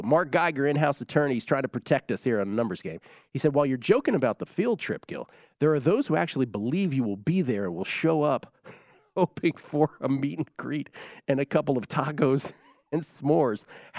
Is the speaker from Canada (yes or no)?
yes; Canada; I might be a bit biased as a Canadian